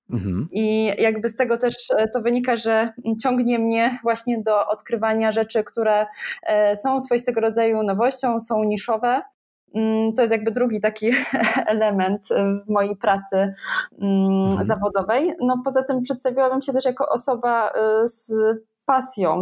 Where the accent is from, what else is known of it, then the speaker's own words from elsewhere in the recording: Bytom, Silesian Voivodeship, Poland; moje rodzinne miasto e, Bytom